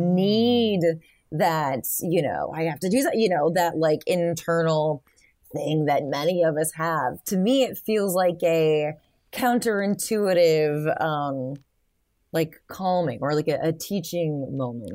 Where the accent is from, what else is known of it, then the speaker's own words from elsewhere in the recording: Michigan, United States; I grew up in Michigan